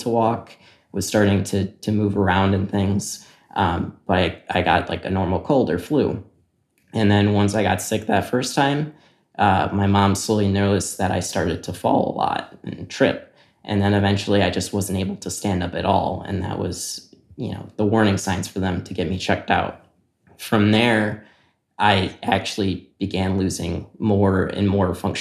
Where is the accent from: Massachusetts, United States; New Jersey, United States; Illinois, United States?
Illinois, United States; Naperville; I'm from Naperville, Illinois.